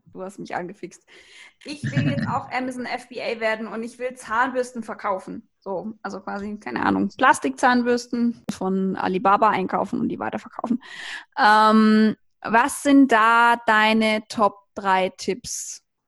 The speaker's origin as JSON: {"language": "German", "area": "the South", "region": "Southern Germany", "country": "Germany", "said": "Weng, wie man hier bei uns im Süden so schön sagt"}